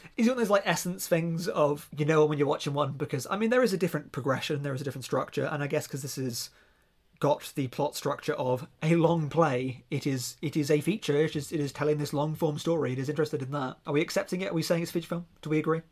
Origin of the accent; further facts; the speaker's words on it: near Reading, South East England, United Kingdom; accent: near Reading; my actual accent from being down near Reading